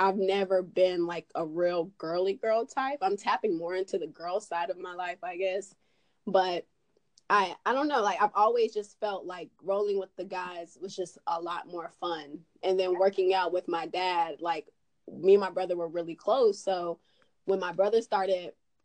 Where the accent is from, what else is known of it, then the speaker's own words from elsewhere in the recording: Swannanoa, North Carolina, United States; accent: twang; also born or lived in Charlotte, North Carolina; I was raised in Asheville. Well, it's actually Swannanoa.